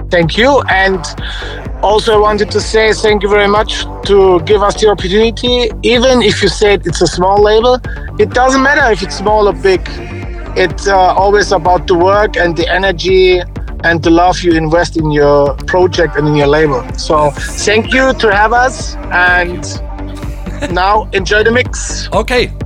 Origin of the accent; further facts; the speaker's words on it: Ingolstadt, Bavaria, Germany; English is a second language; to a friend yeah, from my hometown in Ingolstadt